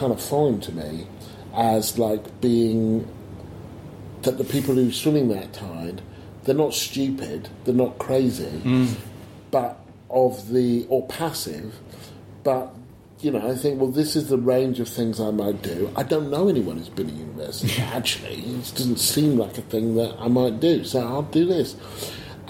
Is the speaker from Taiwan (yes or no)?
no; Stevenage, East of England, United Kingdom; I grew up in Stevenage